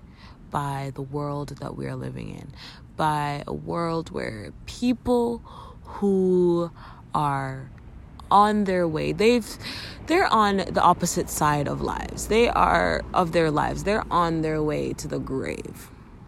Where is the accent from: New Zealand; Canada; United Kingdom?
Canada; As a Canadian